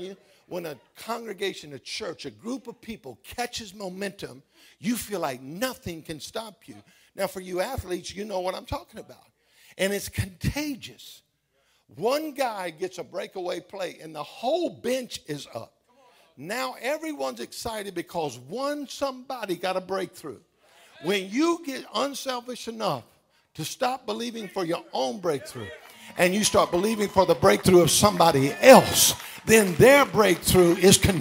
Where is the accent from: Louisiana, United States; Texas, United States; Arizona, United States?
Louisiana, United States; Baton Rouge; Right in my hometown